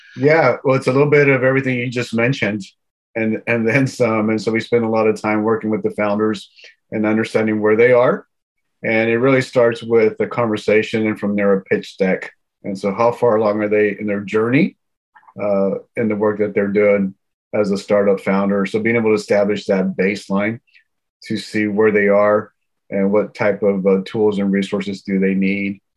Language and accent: English; Houston, Texas, United States; now in Silicon Valley, United States; my hometown is Houston, born and raised